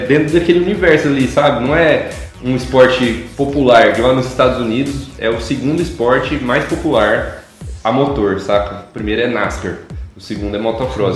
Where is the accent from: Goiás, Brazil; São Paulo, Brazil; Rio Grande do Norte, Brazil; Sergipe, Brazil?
Goiás, Brazil; Rio Verde; nasci no Rio Verde, Goiás. E aí fui crescendo aí